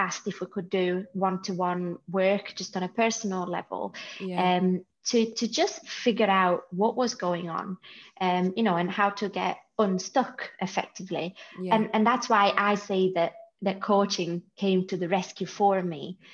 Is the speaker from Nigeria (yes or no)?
no; Italy; moved away as an adult; now in United Kingdom; from Italy originally